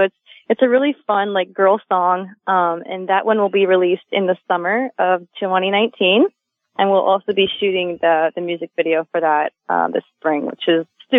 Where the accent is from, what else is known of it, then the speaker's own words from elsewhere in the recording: Dunedin, Florida, United States; I was singing for like the Dunedin Blue Jays, which is like the minor league team in my hometown.